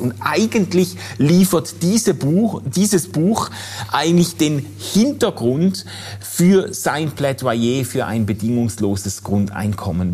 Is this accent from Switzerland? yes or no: yes; Switzerland; bei uns in der Schweiz